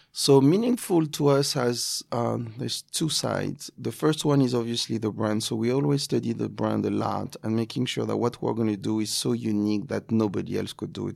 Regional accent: Cannes, Provence-Alpes-Côte d'Azur, France; accent: French; English is a second language; moved away as an adult; also born or lived in Paris, France; now in New York, United States; Cannes, uh, my hometown

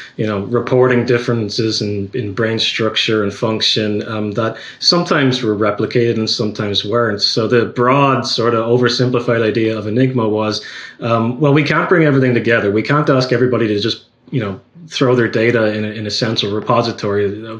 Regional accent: Ireland; accent: Irish; I've been told recently that I'm losing my accent, so I'm going to try and make an effort to sound more Irish today.

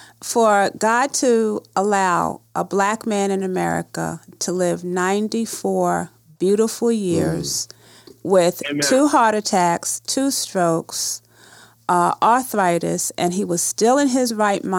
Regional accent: New York City, New York, United States; When I was growing up in Hollis, New York

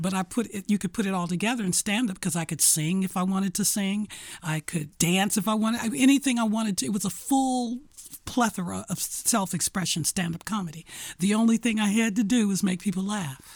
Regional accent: Detroit, Michigan, United States; I was born and raised in Detroit, Michigan, on the east side

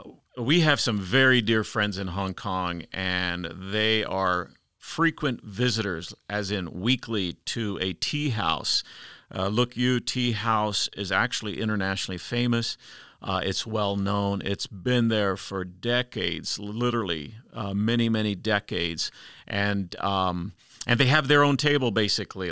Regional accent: United States; as an American traveling internationally

